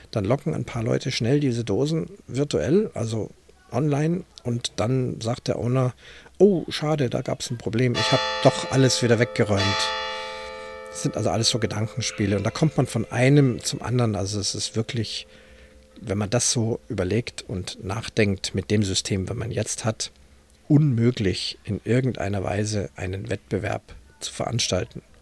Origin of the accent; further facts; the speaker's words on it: Munich, Bavaria, Germany; born there; die auch ich als gebürtiger Münchner und jemand, der also auch in der Fußgängerzone sich in- und auswendig auskennt